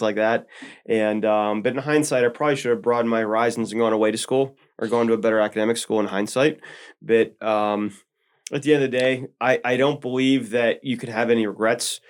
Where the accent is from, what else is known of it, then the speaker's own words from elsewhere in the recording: Elizabeth, Pennsylvania, United States; I grew up in a small little river town called Elizabeth